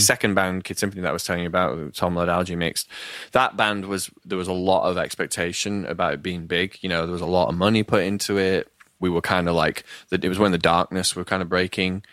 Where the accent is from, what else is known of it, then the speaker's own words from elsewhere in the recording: Leeds, Yorkshire and the Humber, United Kingdom; I'm from Leeds in, like, a northern town in England